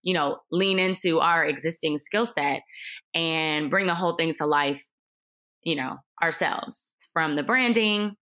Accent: Cleveland, Ohio, United States; I'm originally from Cleveland and I ended up at Ohio State for undergraduate studies

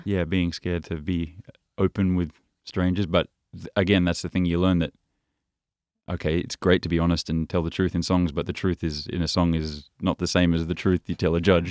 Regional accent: Byron Bay, New South Wales, Australia; moved away as an adult; also born or lived in Paris / Copenhagen; when I was growing up in Byron Bay

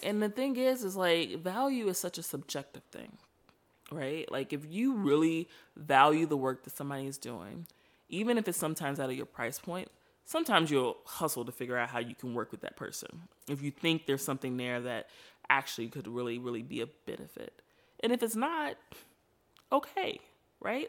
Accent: Chicago, Illinois, United States; I am from Chicago, born and raised

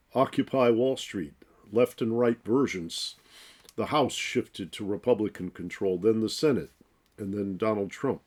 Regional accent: Detroit, Michigan, United States; I grew up in Detroit.

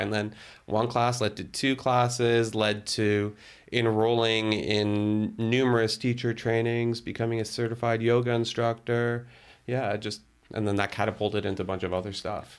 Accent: Toronto, Ontario, Canada; moved away as an adult; also born or lived in Burlington; now in Ottawa, Canada; I was born and raised in Toronto. Um, although for my dad's work, we lived internationally, that was pretty much home for me.

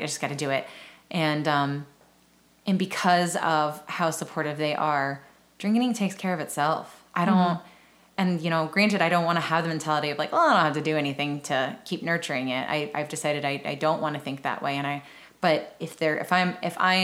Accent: Round Rock, Texas, United States; also born or lived in San Antonio, Texas / Elgin, Texas; now in Austin, United States; I always call myself like a Central Texan. I was born in San Antonio, and my parents divorced when I was 2, and my mom moved to Round Rock

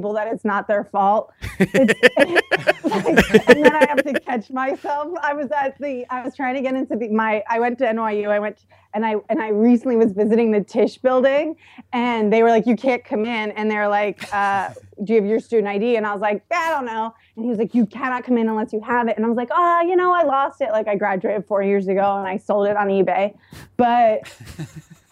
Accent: Tampa, Florida, United States; I'm from Tampa

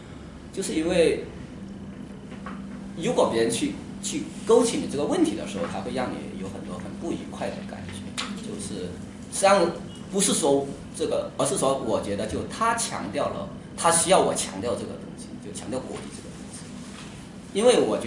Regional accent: Huizhou, Guangdong, China; moved away as an adult; now in Beijing, China; 我老家是在广东惠州，

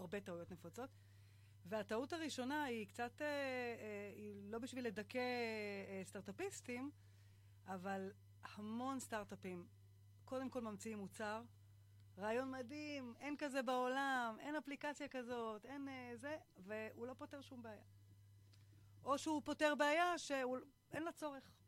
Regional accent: Kfar Szold, Northern District, Israel; אני uh, מכפר סאול, זה יישוב ליד uh, קריית שמונה

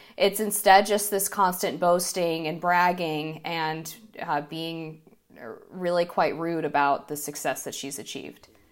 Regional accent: United States

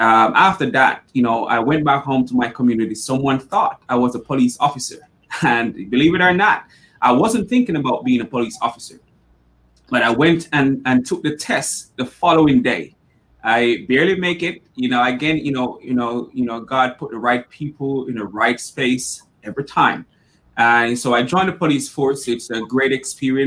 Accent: Jamaica; moved away as an adult; I'm from Jamaica originally, and I was one of those people, growing up who wasn't supposed to be anything

